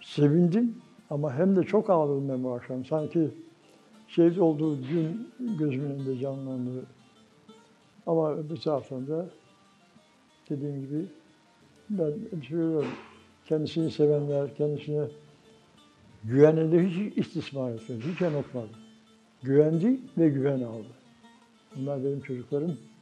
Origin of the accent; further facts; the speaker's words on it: Düzce, Turkey; moved away as an adult; also born or lived in Germany / Ankara; 1944 Düzce doğumluyum. 68-74 arası Almanya'da kaldım, 5,5 yıl.